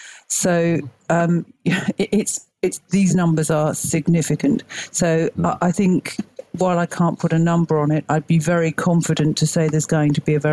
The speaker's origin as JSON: {"language": "English", "town": "Stamford", "region": "East Midlands", "country": "United Kingdom", "tie": "born or raised there", "moved": "yes", "said": "where I grew up in England, in Stamford in Lincolnshire. And it's one of those real hidden gems, Stamford, 1,000-plus-year-old town full of pubs and churches."}